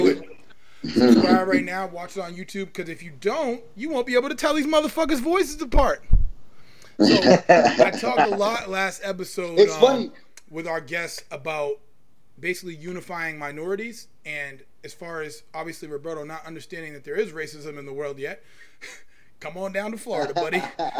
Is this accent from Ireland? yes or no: no; El Salvador; now in Canada; I'm not El Salvadorian anymore, I'm Canadian.